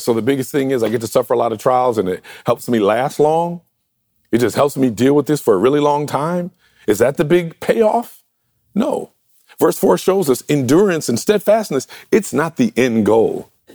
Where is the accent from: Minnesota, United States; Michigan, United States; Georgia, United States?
Michigan, United States; Detroit; I grew up in Detroit, the Motor City